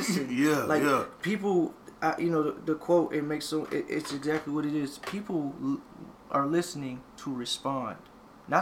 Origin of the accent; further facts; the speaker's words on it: the South, United States; we're from the South